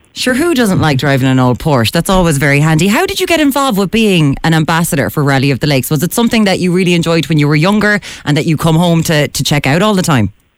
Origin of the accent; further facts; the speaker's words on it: Limerick, Munster, Ireland; my hometown of Limerick